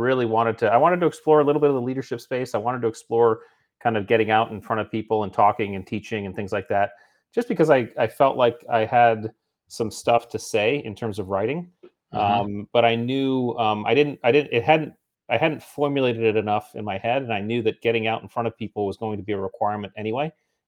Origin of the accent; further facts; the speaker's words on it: New England, United States; also born or lived in Indiana / San Diego / Hawaii; now in Virginia Beach, United States; I grew up in New England, went out to Indiana, Purdue for college, and then to San Diego for SEAL training.